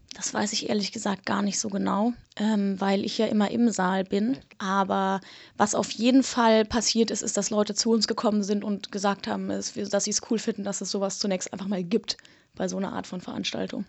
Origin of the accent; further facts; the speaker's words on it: Germany; wir als Deutsche